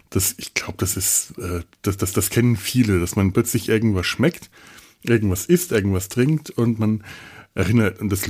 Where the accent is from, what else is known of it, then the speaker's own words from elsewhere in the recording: Bavaria, Germany; ich komme ja aus Franken und bekannterweise backen die Franken das beste Brot der ganzen Welt.